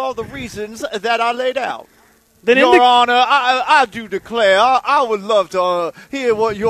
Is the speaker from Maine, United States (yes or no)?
no; Mississippi, United States; I'm from Mississippi, and in Mississippi we don't have baseball.